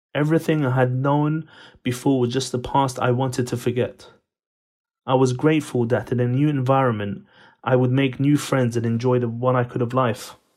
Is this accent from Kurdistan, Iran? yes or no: yes; Sanandaj, Kurdistan, Iran; In nineteen eighty-four, I was born in Iran, in a city called Sanandaj